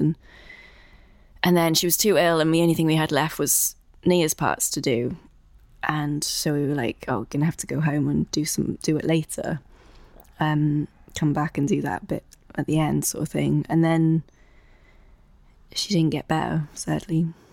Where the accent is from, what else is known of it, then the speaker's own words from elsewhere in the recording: South West Wales, United Kingdom; moved away as an adult; now in London, United Kingdom; I'm originally from South West Wales, and now I've been based in London for fourteen years.